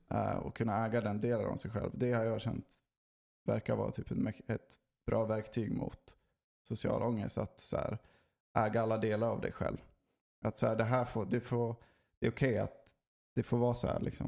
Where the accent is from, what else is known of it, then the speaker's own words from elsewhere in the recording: Sweden; vi är inte en social kultur, Sverige.